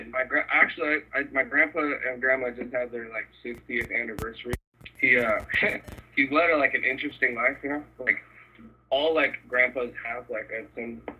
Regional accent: El Cajon, California, United States; Like growing up in El Cajon is not the most cultured shit ever.

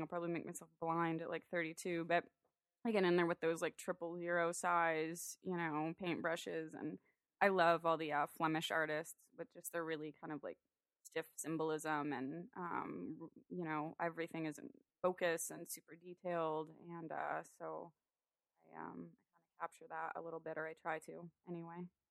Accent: San Diego, California, United States; also born or lived in Orange County; I was born and raised in San Diego, grew up in O B

